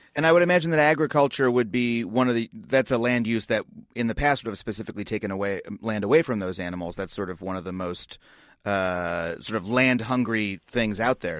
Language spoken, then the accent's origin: English; United States; the environmental culture that I grew up in in the United States